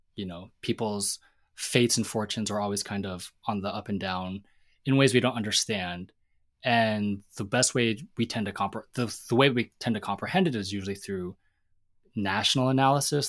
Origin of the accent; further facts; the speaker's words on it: Seattle, Washington, United States; I grew up in Seattle